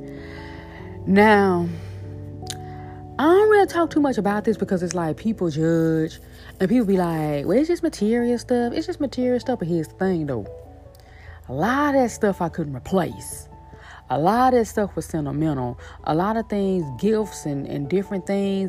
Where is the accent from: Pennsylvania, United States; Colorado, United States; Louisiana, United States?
Louisiana, United States; Shreveport; now in New Orleans, United States; that's my hometown. That's where I'm born and raised. That's where I'm from.